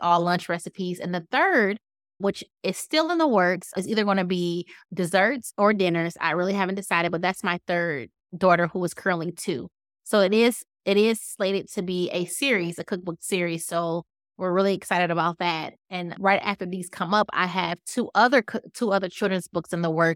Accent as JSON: {"language": "English", "town": "Detroit", "region": "Michigan", "country": "United States", "tie": "born or raised there", "moved": "yes", "said": "originally, I'm from Detroit, born and raised"}